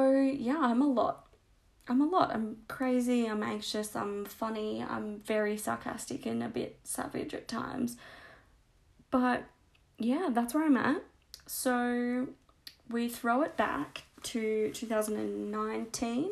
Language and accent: English; Australia; accent: Australian; also born or lived in Canberra; I'm obviously Australian because of my disgusting accent.